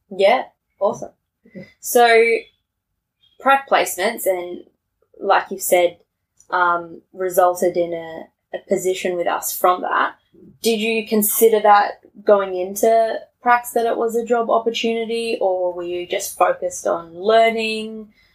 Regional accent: Tasmania, Australia; moved away; I grew up in Tassie and we're all 18 when we finish school.

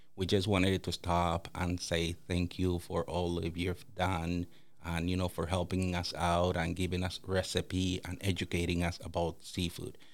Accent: Dominican Republic; also born or lived in Toronto, Ontario, Canada; now in St. Peters Bay, Canada; growing up in the Dominican Republic

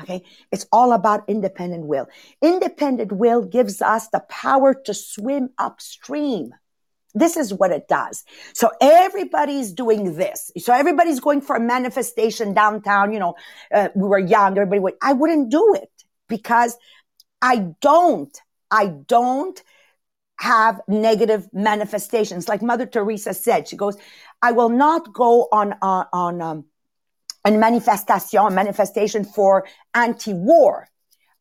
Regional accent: Montreal, Quebec, Canada; I was raised in Montreal North, immigrant family

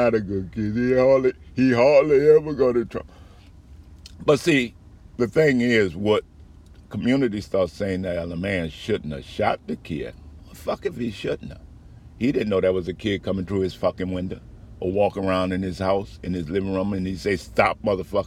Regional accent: New Orleans, Louisiana, United States; moved away; also born or lived in Phoenix; I grew up in Desire.

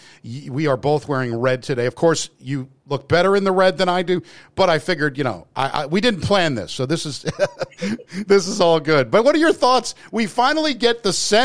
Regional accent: United States; moved away; also born or lived in New Jersey; I grew up in obviously in New York and New Jersey

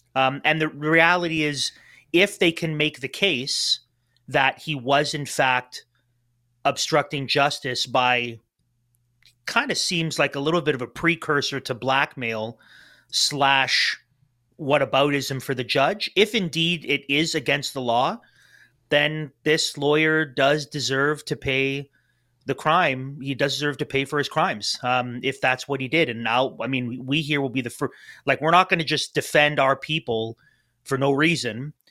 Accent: Canada

